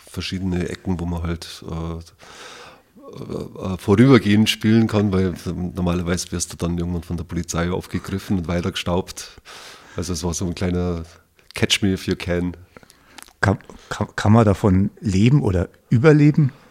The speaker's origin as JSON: {"language": "German", "town": "Wasserburg", "region": "Bavaria", "country": "Germany", "tie": "born or raised there", "said": "Ich bin in Wasserburg geboren tatsächlich und war dann aber von 2000 bis 2017 ein bisschen im Exil, kann man sagen. Also habe nicht in Wasserburg gewohnt. Vorher die meiste Zeit schon. Und ja, also Wasserburg ist meine Stadt, auf jeden Fall."}